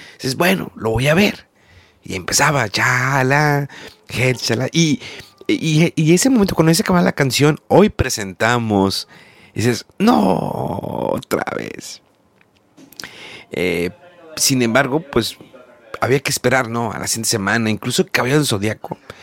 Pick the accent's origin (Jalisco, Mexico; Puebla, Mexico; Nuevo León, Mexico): Nuevo León, Mexico; Monterrey; yo soy de Monterrey y en Monterrey queda cerca la, frontera